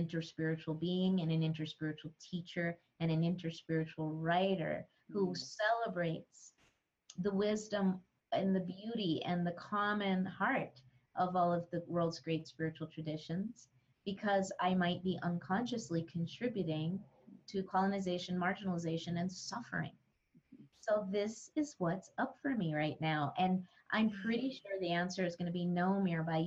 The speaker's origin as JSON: {"language": "English", "region": "northern New Mexico", "country": "United States", "tie": "born or raised there", "said": "I grew up around the Lama Foundation, which is where Ram Dass wrote Be Here Now, the original interspiritual community and intentional community here in the mountains of northern New Mexico. I still live very close to Lama"}